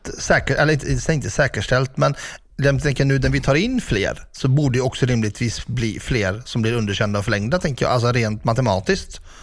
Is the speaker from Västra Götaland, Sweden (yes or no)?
yes; Ulricehamn, Västra Götaland, Sweden; i min hemstad, börjar vi i Ulricehamn